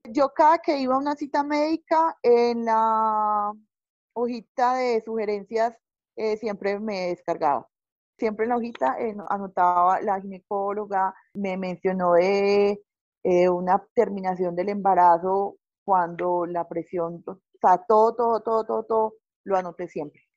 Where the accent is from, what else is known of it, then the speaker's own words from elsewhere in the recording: Paisa, Antioquia, Colombia; yo soy una paisa